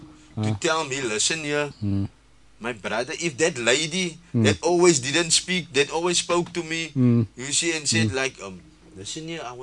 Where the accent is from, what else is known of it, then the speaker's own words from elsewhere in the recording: Cape Town, Western Cape, South Africa; moved away as an adult; I'm staying here now, like 5-6 years, I'm from Woodstock.